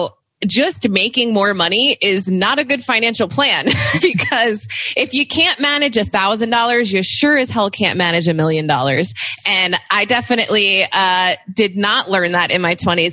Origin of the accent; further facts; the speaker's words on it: New Jersey, United States; also born or lived in New York City; I grew up in New Jersey